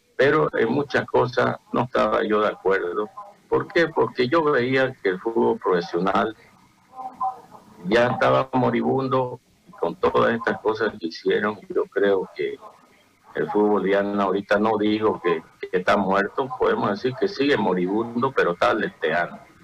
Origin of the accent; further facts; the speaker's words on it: Bolivia; como ciudadano boliviano